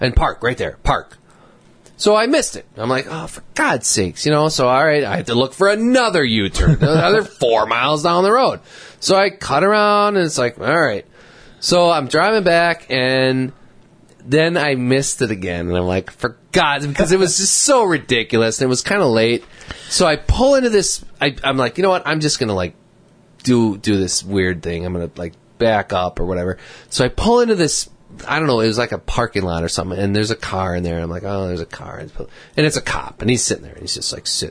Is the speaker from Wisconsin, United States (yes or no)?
yes; Wisconsin, United States; we're from Wisconsin, and we're up here just visiting.